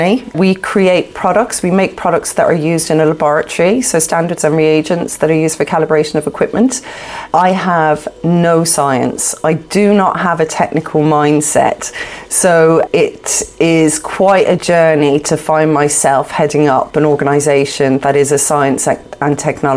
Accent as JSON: {"language": "English", "town": "Dublin", "region": "Leinster", "country": "Ireland", "tie": "born or raised there", "also_born_or_lived": "London, United Kingdom / Galway, Ireland / Shannon, County Clare", "said": "originally born in London, in the UK, and moved to Ireland, to Dublin, actually, when I was about 7 years old with my mum and my sister. So I spent my young years growing up in Talla in South Dublin"}